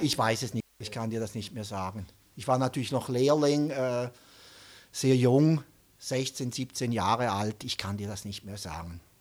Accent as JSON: {"language": "German", "region": "St. Gallen", "country": "Switzerland", "said": "St. Gallen ist eigentlich die Stadt, wo er herkommt, wo auch ich herkomme"}